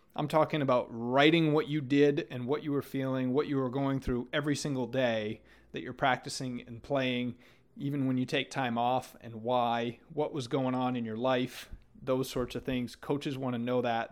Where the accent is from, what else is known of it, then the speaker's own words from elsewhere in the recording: Maine, United States; moved away as an adult; also born or lived in Florida; growing up in Maine